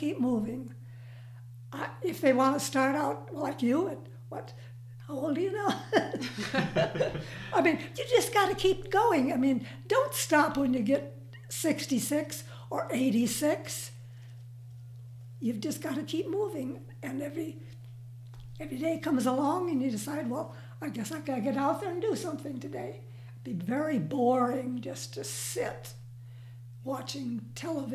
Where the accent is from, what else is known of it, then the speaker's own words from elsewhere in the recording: Minnesota, United States; moved away; my little town of about 900 that I grew up in Minnesota